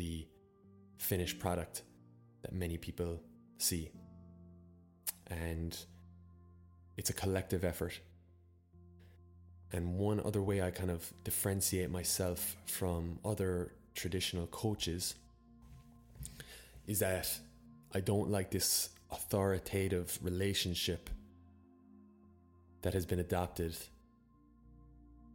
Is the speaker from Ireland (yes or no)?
yes; Ireland; also born or lived in Copenhagen, Denmark; I actually traveled back to Ireland as a study abroad student, even though I'm Irish